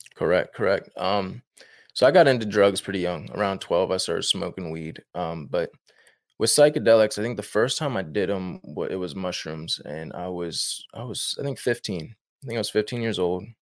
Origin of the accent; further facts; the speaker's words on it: Northern Virginia, United States; I'm from Northern Virginia, born and raised in Northern Virginia